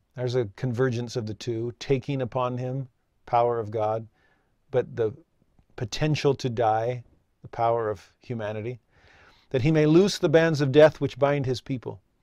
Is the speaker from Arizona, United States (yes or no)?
no; Santa Clarita, California, United States; I grew up in Southern California, just north of Los Angeles. and Six Flags Magic Mountain was in my hometown.